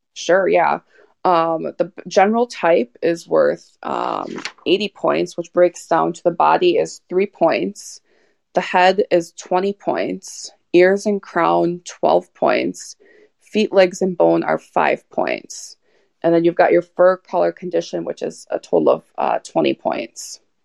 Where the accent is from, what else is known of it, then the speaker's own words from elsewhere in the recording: De Pere, Wisconsin, United States; I have lived all my life in DePere, Wisconsin, which is very close to Green Bay